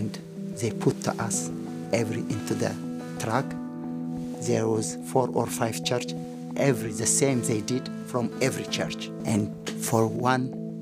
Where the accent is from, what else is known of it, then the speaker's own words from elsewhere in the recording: Eritrea; moved away; also born or lived in Ethiopia; I born in the country called Ethiopia, but I am Eritrean.